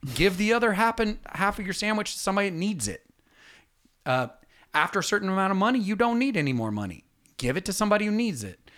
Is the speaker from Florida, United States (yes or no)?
no; Atlanta, Georgia, United States; we're from Atlanta